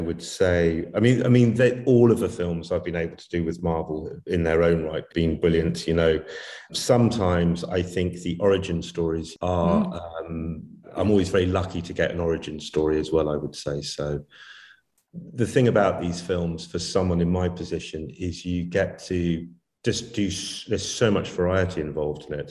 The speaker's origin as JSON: {"language": "English", "area": "Warwickshire", "region": "West Midlands", "country": "United Kingdom", "tie": "born or raised there", "said": "I'm from England. Yeah, I was born in Warwickshire in England"}